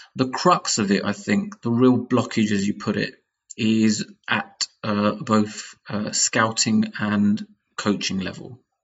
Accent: United Kingdom; our own backgrounds as British Asians

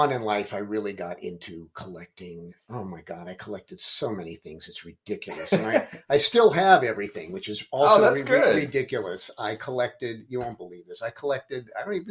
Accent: Los Angeles, California, United States; I grew up in Los Angeles.

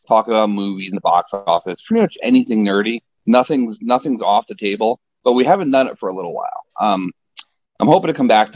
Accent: Middletown, New York, United States; moved away as an adult; also born or lived in Nyack, New York; now in Florida, United States; I was born and raised a New Yorker, upstate New York

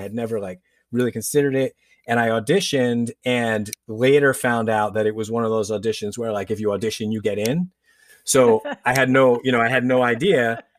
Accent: New York, United States; my mom, we grew up outside of New York City. We were in Westchester County.

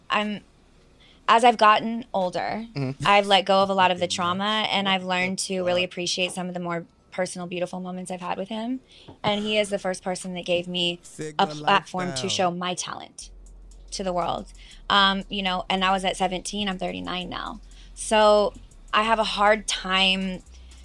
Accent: the Bay Area, California, United States; I'm from the Bay

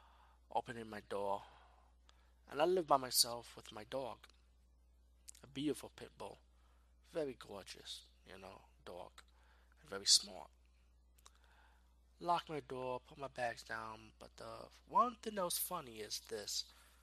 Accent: Mexico; and it's time to go home to my home country in Mexico.

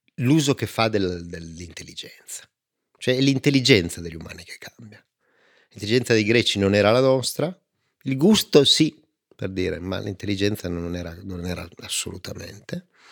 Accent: Turin, Piedmont, Italy; io sono di Torino e, e siamo fatti così

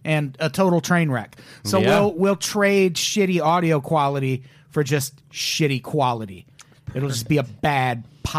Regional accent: Peoria, Illinois, United States; I grew up in Illinois

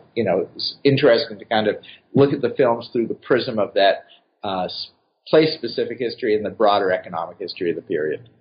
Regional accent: Boston, Massachusetts, United States; moved away as an adult; also born or lived in Atlanta / New York; now in Cincinnati, United States; I grew up in Boston

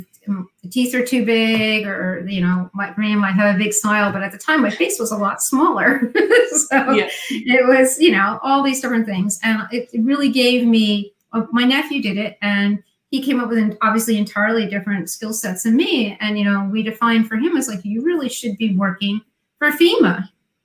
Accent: New Jersey, United States; accent: Jersey; My Jersey accent

